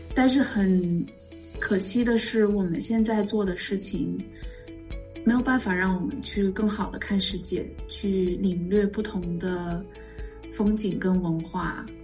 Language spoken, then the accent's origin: Chinese; China; moved away as an adult; also born or lived in Beijing / Hong Kong / Singapore / Cleveland, United States; now in United States; 因为我觉得在国内，至少是我我的那个年代哈，就是我我是九零年出生的